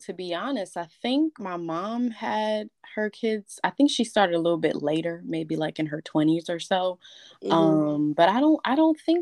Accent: Miami, Florida, United States; I was born and raised in Miami. I've been here my entire life.

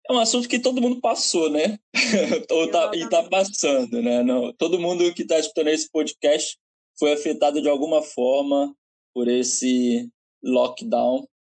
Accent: Mantena, Minas Gerais, Brazil; now in Portugal; eu sou de Mantena

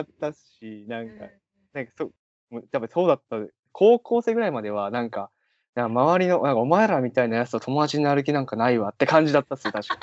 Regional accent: Kagawa, Japan; moved away as an adult; now in Tokyo, Japan; 僕は地元香川県なんですけど、うんうん、香川から上京して

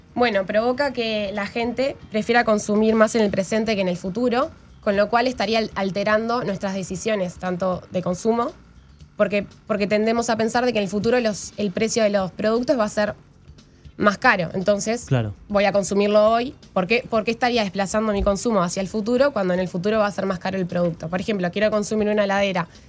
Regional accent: Uruguay; cómo nos afecta a los uruguayos

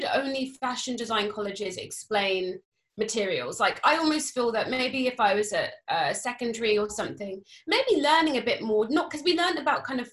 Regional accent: Cambridge, East of England, United Kingdom; moved away as an adult; also born or lived in London; I was growing up in Cambridge

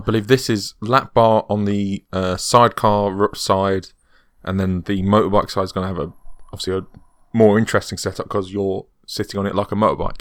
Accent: United Kingdom

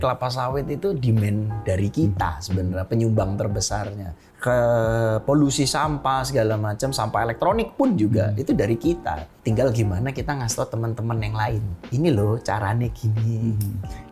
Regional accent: Java, Indonesia; saya tumbuh besar di Jawa saya bukan orang Jawa

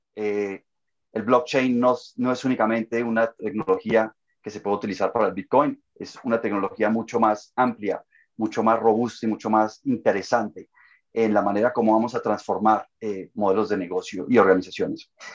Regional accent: Colombia; now in Toronto, Canada; soy de origen colombiano, eh, radico también en Toronto, en Canadá

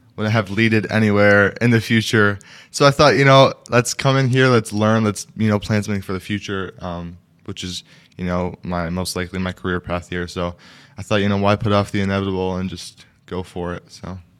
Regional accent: Wausau, Wisconsin, United States; also born or lived in New York; I was born and raised in Wausau

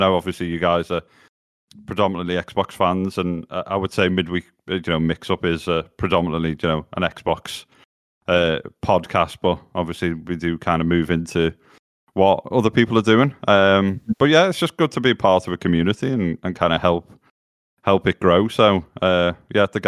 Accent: Liverpool, North West England, United Kingdom; born and bred in Liverpool.

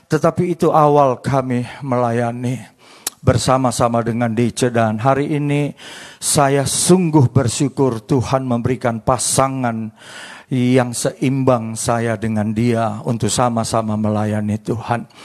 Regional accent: Manado, North Sulawesi, Indonesia; Istri saya Ambon, saya Menado. Istri saya sukanya makan papeda, sampai hari ini saya belum pernah makan papeda. Saya orang Menado, sukanya makan tikus sama kelelawar.

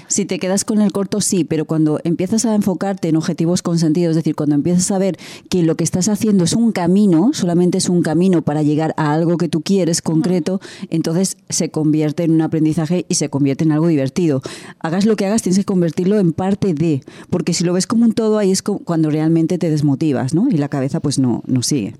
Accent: Spain; De España

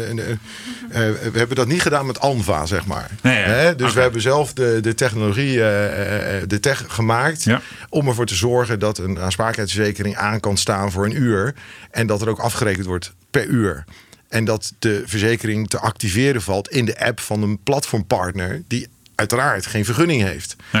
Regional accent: Rotterdam, South Holland, Netherlands; geboren en getogen in Rotterdam

